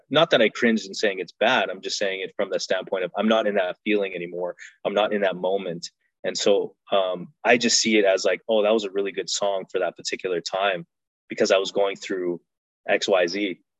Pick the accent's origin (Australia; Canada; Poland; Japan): Canada; You know, I'm Afghan, I'm Canadian.